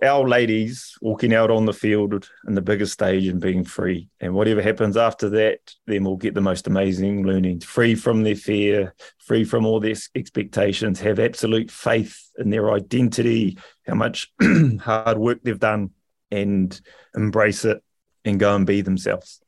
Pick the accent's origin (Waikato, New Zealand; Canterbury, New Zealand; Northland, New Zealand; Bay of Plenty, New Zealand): Bay of Plenty, New Zealand; Rotorua; I come from a, a beautiful little city called Rotorua